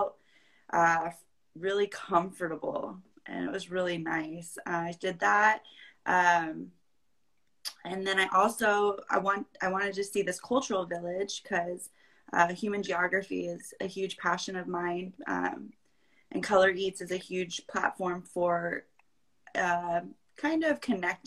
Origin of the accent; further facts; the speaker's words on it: Vista, California, United States; also born or lived in Chico; I'm originally from North County, San Diego. I grew up there in Vista